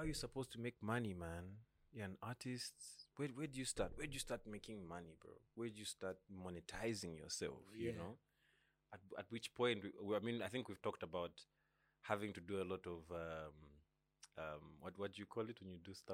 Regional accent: Copperbelt Province, Zambia; we're all from the Copper Belt here

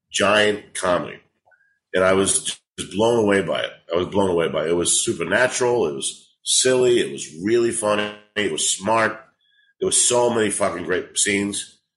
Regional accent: New York, United States; now in Los Angeles, United States; There was like 20 heavyset Italian New Yorkers in uh, LA.

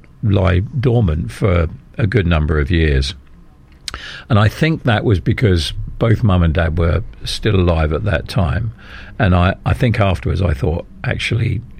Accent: London, United Kingdom; also born or lived in Ealing / Kent; now in Bradford-on-Avon, United Kingdom; I was born in Chiswick Hospital

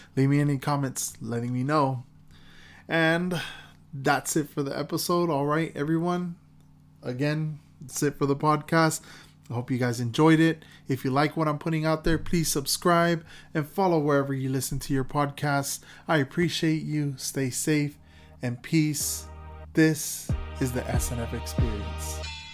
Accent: Florida, United States; my home state of Florida

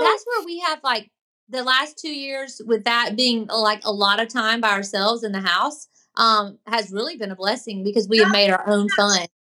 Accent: Tallahassee, Florida, United States; I grew up in Tallahassee, Florida

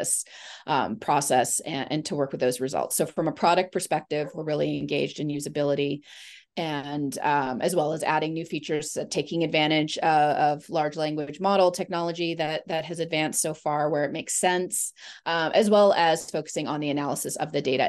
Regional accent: Vancouver, British Columbia, Canada; I was born and raised in Vancouver, Canada

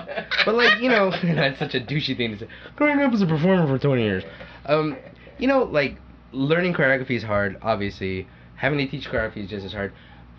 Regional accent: United States; first language English; I was born in America. I can't get deported. But, so English is my first language.

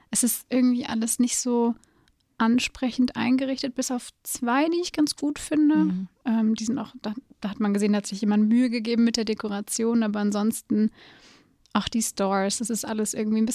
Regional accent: Giessen, Hesse, Germany; aus ah, Gießen. Oh. Born and raised.

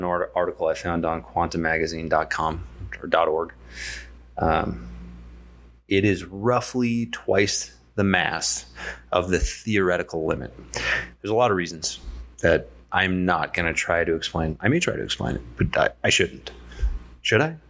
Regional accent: San Diego, California, United States; moved away; also born or lived in Poway, California; I'm from San Diego originally

